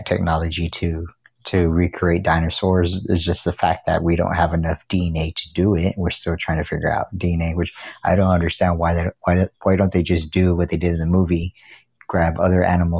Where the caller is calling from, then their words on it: Texas, United States; I'm calling from Texas